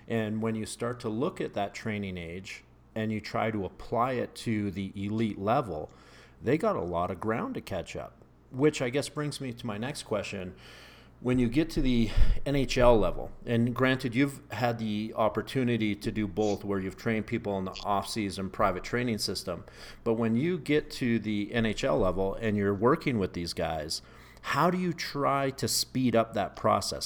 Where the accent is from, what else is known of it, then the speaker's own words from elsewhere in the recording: Canada; moved away as an adult; now in United States; growing up in Canada, you know, I grew up in a ski town